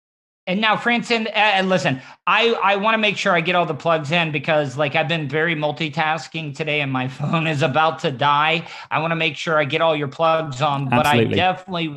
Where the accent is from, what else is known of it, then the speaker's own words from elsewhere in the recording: American South, United States; accent: Southern; my Southern accent